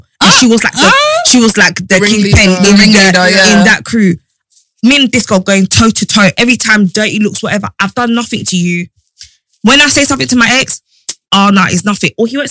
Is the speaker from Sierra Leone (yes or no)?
yes; Sierra Leone; I'm from Sierra Leone.